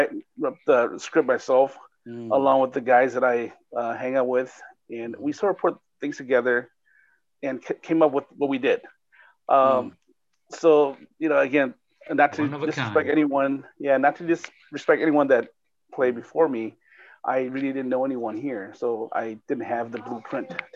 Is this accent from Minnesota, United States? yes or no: yes; Minneapolis, Minnesota, United States; moved away; also born or lived in California; I was from Twin Cities here, moved to California in 82, and then came back in 88